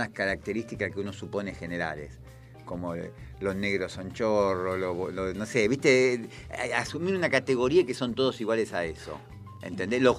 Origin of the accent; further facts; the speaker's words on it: Buenos Aires, Argentina; yo soy porteño, yo soy porteño